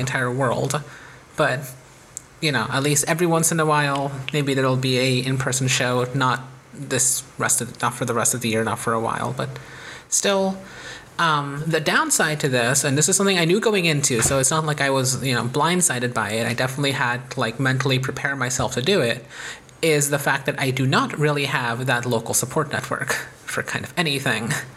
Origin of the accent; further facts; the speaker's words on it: United States; by being American